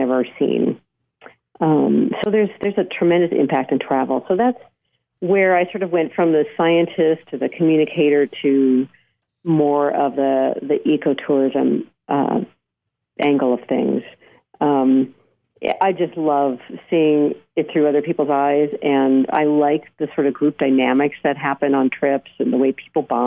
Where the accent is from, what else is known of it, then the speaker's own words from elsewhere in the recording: Southern California, United States; I grew up in Southern California